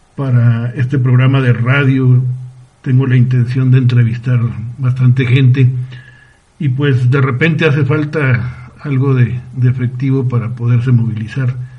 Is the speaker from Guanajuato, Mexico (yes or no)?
no; Ciudad Juárez, Chihuahua, Mexico; moved away as an adult; en mi tierra, en Ciudad Juárez